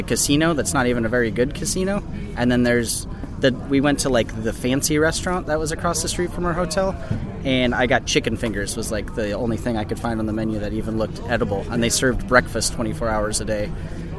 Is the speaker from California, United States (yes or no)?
yes; San Luis Obispo, California, United States; From San Luis Obispo, California, and I own a brewery called Libertine Brewing Compa